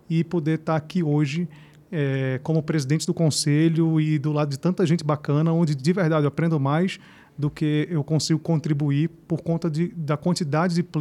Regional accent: Recife, Pernambuco, Brazil; now in São Paulo, Brazil; sou de Recife, comecei lá no Nordeste e depois vim bater aqui em São Paulo.

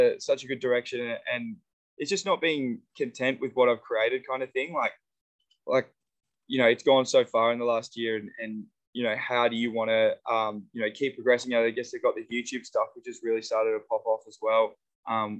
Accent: Australia; I'm an Aussie

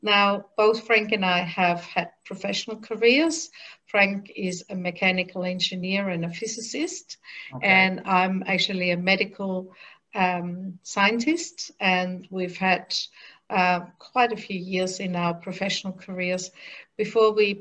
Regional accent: Germany; moved away as an adult; now in Australia; So we grew up in Germany, and together with my husband and my then 6-year-old daughter, we came to Australia in 1982

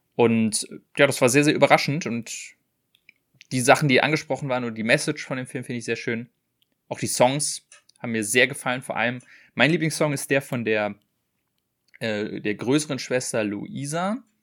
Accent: Germany; als Deutscher

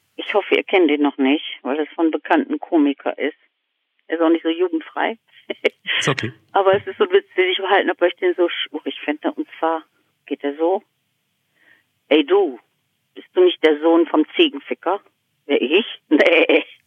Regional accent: Duisburg, North Rhine-Westphalia, Germany; moved away as an adult; now in East Frisia, Germany; Ich bin in Duisburg aufgewachsen

